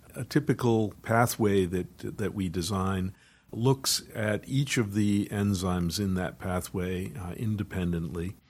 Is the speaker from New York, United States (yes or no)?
no; Wakefield, Massachusetts, United States; I was brought up in Wakefield, Massachusetts